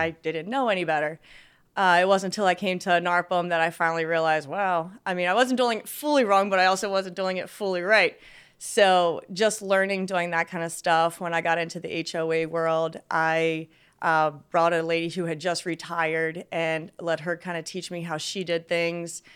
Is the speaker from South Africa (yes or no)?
no; Westminster, Maryland, United States; also born or lived in North Carolina; I was born in, in Maryland, uh, actually still in the same town I am right now.